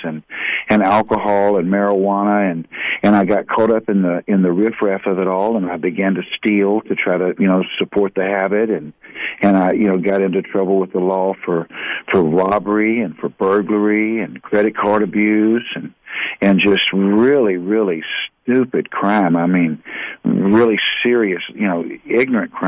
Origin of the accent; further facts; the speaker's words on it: Houston, Texas, United States; I grew up in southeast Houston, Texas